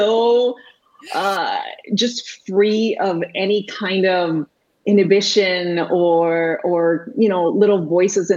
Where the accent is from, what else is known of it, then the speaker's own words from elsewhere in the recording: Puerto Rico; first language Spanish; English is a second language; moved away as an adult; I was actually born and raised in Puerto Rico. I am Puerto Rican.